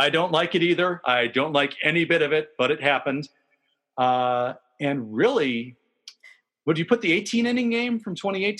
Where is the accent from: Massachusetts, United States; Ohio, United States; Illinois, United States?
Illinois, United States; Chicago; accent: Chicago; I was debating whether or not to put my Chicago accent for that super fans moment on, but I didn't.